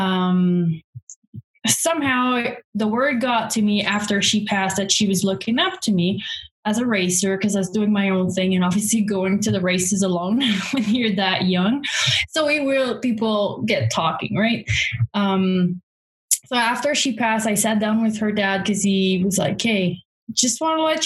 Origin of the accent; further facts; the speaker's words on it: Quebec, Canada; moved away as an adult; also born or lived in Montreal, Canada; now in Alberta, Canada; I'm from Quebec. I lived in Montreal while I was racing as well